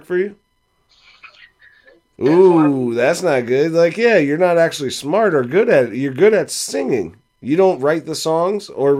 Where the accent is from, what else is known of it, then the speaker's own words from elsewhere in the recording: Fredericksburg, United States; we're from Fredericksburg. We know all about rivers